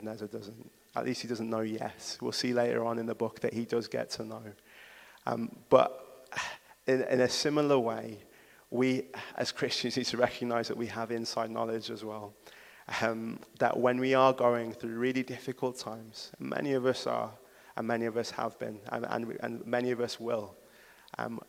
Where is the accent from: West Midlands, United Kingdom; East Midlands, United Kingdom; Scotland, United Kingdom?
West Midlands, United Kingdom; Wolverhampton; I'm from Wolverhampton. There isn't a place that means more to me than this city.